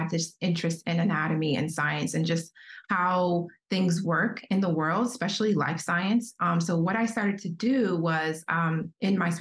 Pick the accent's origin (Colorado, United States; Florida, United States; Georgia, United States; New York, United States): Georgia, United States; Atlanta; also born or lived in Chicago, Illinois; I'm from Atlanta, Georgia.